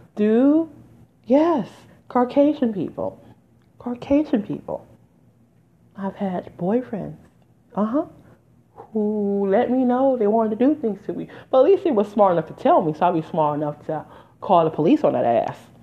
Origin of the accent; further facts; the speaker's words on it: Detroit, Michigan, United States; now in New Jersey, United States; I'm from Detroit